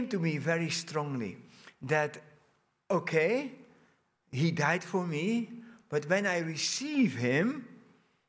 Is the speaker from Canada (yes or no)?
no; Netherlands; moved away as an adult; also born or lived in Brazil; I was born in Holland. I grew up in a big family. My parents immigrated in 1963 from Holland to Brazil